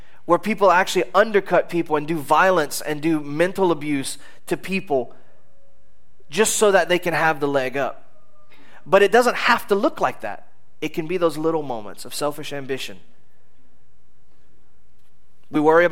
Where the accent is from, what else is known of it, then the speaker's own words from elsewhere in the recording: United States; as an American.